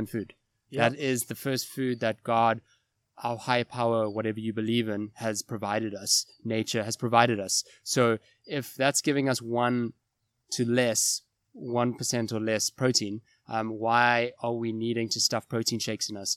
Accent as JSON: {"language": "English", "town": "Cape Town", "region": "Western Cape", "country": "South Africa", "tie": "born or raised there", "also_born_or_lived": "Johannesburg / Kuwait", "moved": "as an adult", "said": "I was moved back to Cape Town, back to my hometown from Joburg"}